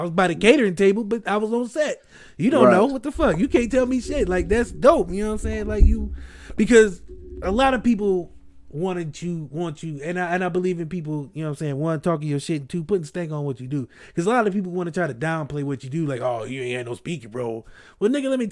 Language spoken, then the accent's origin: English; Akron, Ohio, United States; I'm a kid from Akron.